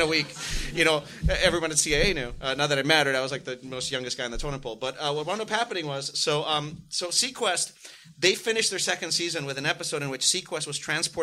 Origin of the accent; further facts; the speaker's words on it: San Juan, Puerto Rico; moved away as an adult; I'm growing up in San Juan, Puerto Rico